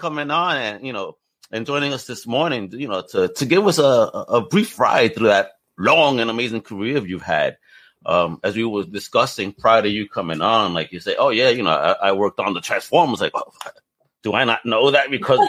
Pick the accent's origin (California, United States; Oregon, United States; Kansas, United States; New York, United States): New York, United States; New York City; I'm originally from Brooklyn, Greenpoint, Brooklyn. So Elmhurst isn't too far from there. So yeah, I know the area very well, very well.